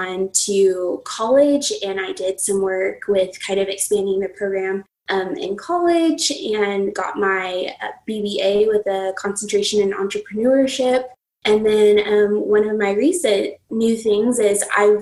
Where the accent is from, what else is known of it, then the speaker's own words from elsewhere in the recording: New Mexico, United States; I'm a native New Mexican. That's where I was born and raised, and I still live here